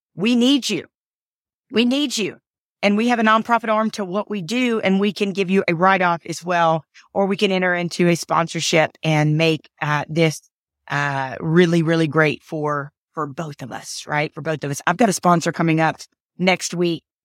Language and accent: English; Atlanta, Georgia, United States; I was born in Atlanta, Georgia.